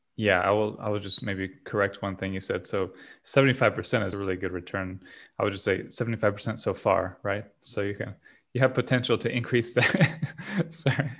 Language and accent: English; Southwest Florida, United States; I'm from Southwest Florida where we don't have waves